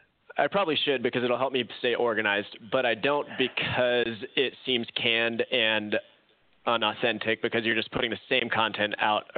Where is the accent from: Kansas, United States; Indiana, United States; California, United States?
California, United States; Long Beach; moved away as an adult; also born or lived in Orange County, California / Arizona; now in Springfield, United States; I grew up in Long Beach, so Southern California. Lived in Orange County for a while. Worked out of Irvine, right next to the John Wayne Airport.